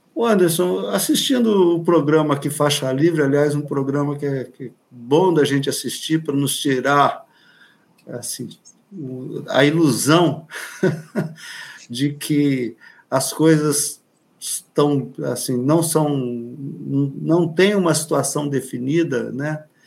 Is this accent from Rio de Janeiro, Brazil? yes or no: yes; Angra dos Reis, Rio de Janeiro, Brazil; Aqui na nossa região, que eu sou de Angra dos Reis, a gente aqui na Baía da Ilha Grande